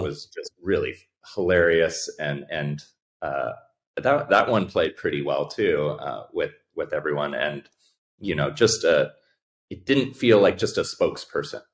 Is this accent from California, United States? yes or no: yes; Bay Area, California, United States; I grew up in the Bay Area